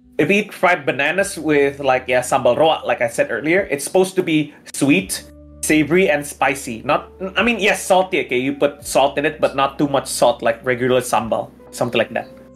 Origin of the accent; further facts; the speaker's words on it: West Java, Indonesia; I was born and raised in West Java